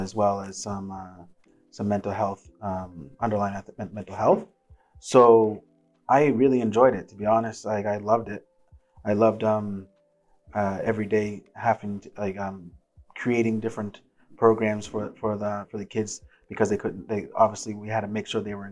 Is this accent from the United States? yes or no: no; Dartmouth, Nova Scotia, Canada; also born or lived in Port Hawkesbury, Cape Breton, Nova Scotia; Where I grew up in the North End, Dartmouth. Before that, I lived in Port Hawkesbury and Cape Breton in an all-white town